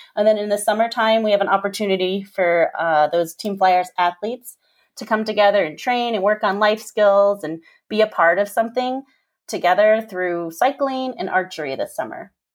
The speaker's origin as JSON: {"language": "English", "town": "Park City", "region": "Utah", "country": "United States", "tie": "born or raised there", "said": "I grew up here in Park City"}